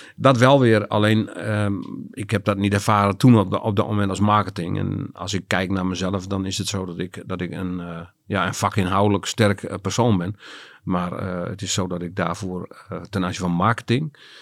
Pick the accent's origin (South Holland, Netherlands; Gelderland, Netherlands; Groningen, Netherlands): Groningen, Netherlands; also born or lived in Loins (birthplace, Groningen province) / Drachten; ik ben groot geworden in eh, de stad Groningen. Vanaf mijn vierde heb ik daar eh, gewoond.